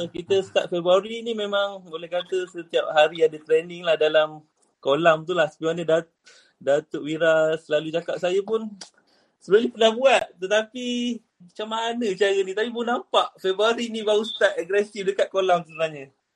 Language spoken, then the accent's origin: Malay; Kuantan, Pahang, Malaysia; saya daripada Kuantan, daripada Kuantan Pahang